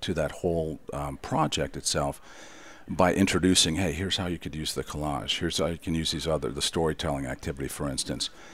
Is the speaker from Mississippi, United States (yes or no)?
no; Detroit, Michigan, United States; I'm from Detroit, so cars are dear to me